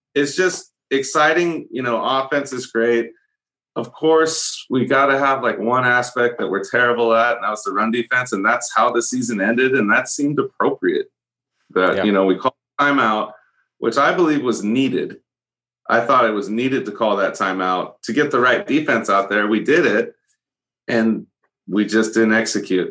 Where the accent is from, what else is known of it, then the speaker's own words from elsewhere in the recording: a couple hours north of San Francisco, California, United States; I grew up where I am now, which is a couple hours north of San Francisco